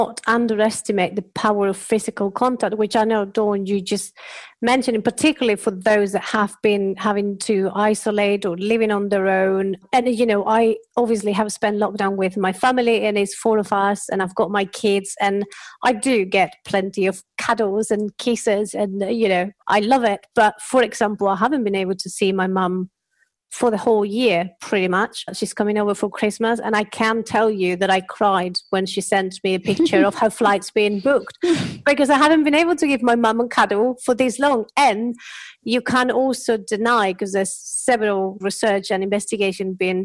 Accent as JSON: {"language": "English", "country": "Spain", "moved": "yes", "said": "I'm coming from Spanish culture"}